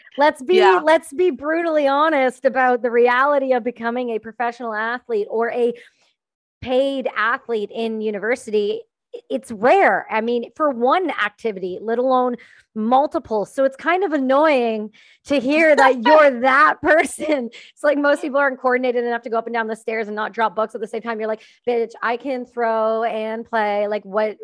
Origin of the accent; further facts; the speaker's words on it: Canada; I'm Canadian.